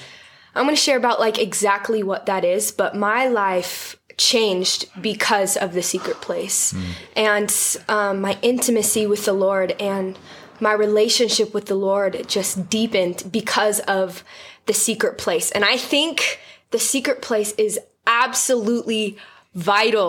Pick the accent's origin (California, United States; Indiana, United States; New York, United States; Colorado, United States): California, United States; San Diego; I'm from San Diego